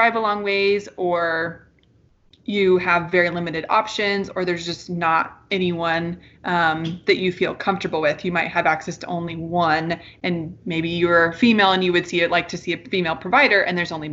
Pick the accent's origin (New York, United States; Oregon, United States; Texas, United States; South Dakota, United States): Oregon, United States; moved away; I'm originally from Oregon